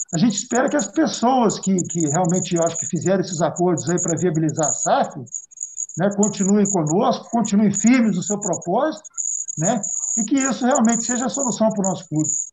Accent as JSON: {"language": "Portuguese", "town": "Conselheiro Lafaiete", "region": "Minas Gerais", "country": "Brazil", "said": "sou de, de, de Conselheiro Lafayette"}